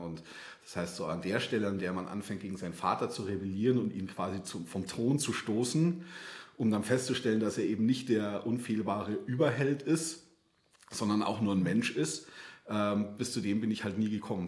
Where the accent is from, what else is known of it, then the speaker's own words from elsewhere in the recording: outside Munich, Bavaria, Germany; weil ich bin ja so vor den Toren Münchens aufgewachsen